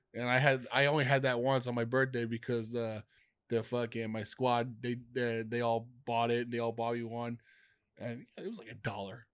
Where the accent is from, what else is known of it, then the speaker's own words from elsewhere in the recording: New York, United States; moved away as an adult; I'm from New York.